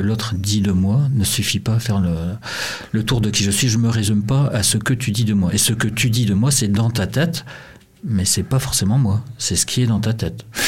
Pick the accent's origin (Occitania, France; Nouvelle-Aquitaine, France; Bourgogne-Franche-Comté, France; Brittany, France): Brittany, France; accent: Breton; also born or lived in Montreal, Canada; avec mon accent breton